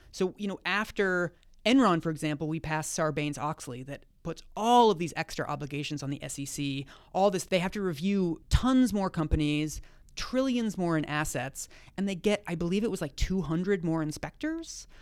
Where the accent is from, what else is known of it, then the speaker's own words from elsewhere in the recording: Seattle, Washington, United States; I'm from Seattle